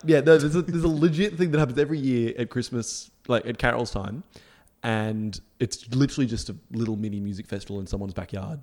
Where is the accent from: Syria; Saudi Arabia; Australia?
Australia; we're Australian